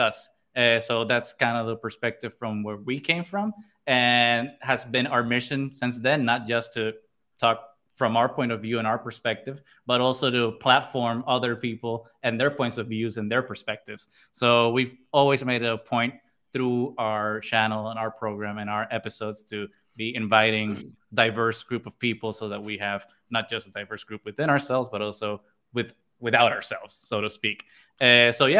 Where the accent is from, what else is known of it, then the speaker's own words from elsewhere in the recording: Puerto Rico; we are friends from Puerto Rico. Most of us have known each other since high school.